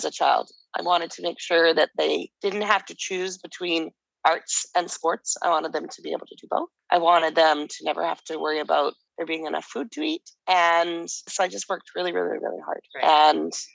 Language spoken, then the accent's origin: English; Calgary, Alberta, Canada; moved away as an adult; also born or lived in Vancouver, Canada; now in Mexico; So I grew up in Calgary, Alberta.